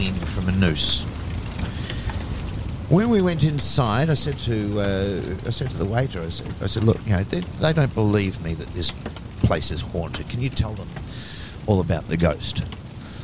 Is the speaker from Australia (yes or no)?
yes; Adelaide, South Australia, Australia; moved away; also born or lived in Melbourne; I grew up in South Australia, in Adelaide